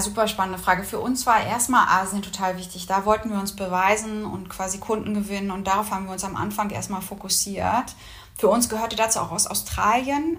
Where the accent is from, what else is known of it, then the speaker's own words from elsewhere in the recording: Mecklenburg-Vorpommern, Germany; moved away as an adult; also born or lived in Berlin / Singapore; Wir sind beide aus Norddeutschland, beide aus Mecklenburg-Vorpommern